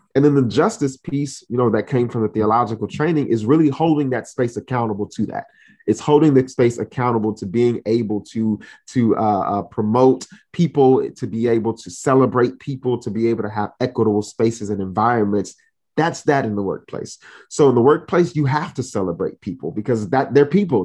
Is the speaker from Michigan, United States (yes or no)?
no; Miami, Florida, United States; I'm originally from Miami, Florida, but I am of Haitian descent